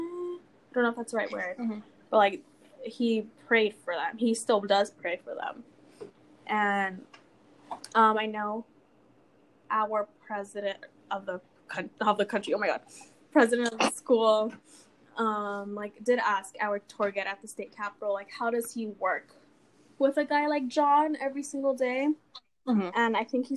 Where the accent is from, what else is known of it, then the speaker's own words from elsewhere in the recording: California, United States; now in Colorado, United States; from like California, mm-hmm. which I've lived in my whole life.